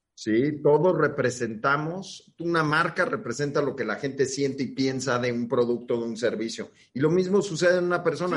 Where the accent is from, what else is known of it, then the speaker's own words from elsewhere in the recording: Mexico City, Mexico; soy de Benito Juárez y hay un cierto orgullo